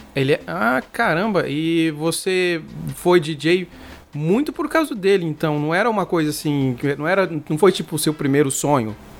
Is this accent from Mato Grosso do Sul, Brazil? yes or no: yes; Mato Grosso do Sul, Brazil; eu sou aqui do Mato Grosso do Sul